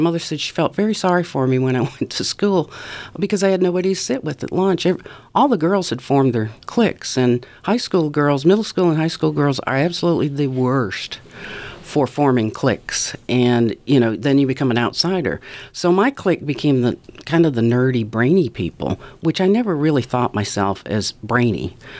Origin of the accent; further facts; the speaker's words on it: Ontario, Canada; now in Mississippi, United States; all the sights and sounds and smells of special summers that I appreciated when I was growing up in Ontario.